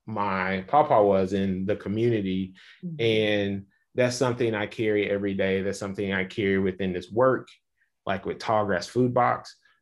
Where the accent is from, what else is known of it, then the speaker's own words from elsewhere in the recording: Little Rock, Arkansas, United States; I know with me growing up in Little Rock, Arkansas, but spending a lot of time on the farm. I am a farm kid.